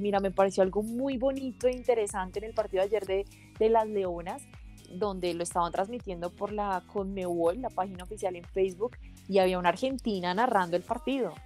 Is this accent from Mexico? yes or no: no; Colombia; como colombianos